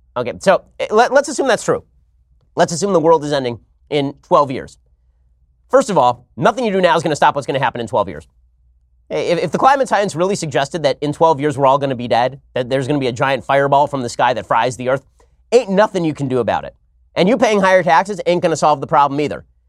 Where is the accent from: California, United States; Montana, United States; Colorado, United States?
California, United States; my home state of California